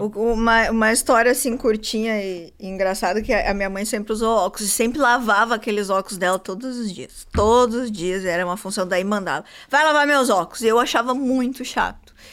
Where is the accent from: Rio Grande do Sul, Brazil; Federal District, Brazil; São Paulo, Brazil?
Rio Grande do Sul, Brazil; Santo Antônio da Patrulha; Eu sou de Santo Antônio da Patrulha